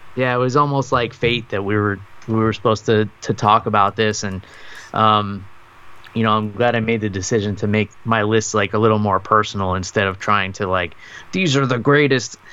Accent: New York, United States; moved away; my hometown in New York

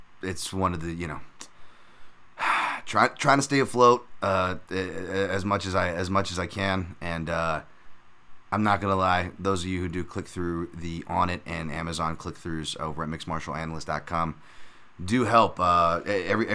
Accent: United States; I live in America. I'm an American

